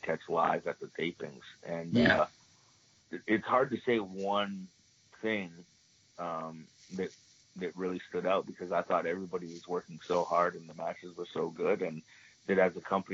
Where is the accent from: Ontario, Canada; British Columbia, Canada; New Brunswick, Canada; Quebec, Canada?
Ontario, Canada; Toronto; growing up in Toronto